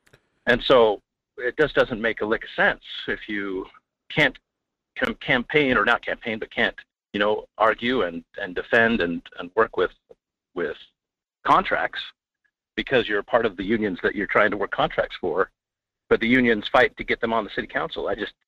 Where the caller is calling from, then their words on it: Fairbanks, Alaska, United States; from Fairbanks.